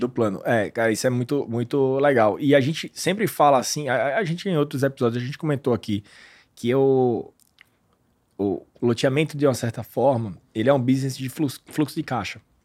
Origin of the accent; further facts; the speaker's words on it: Pernambuco, Brazil; eu sou de Pernambuco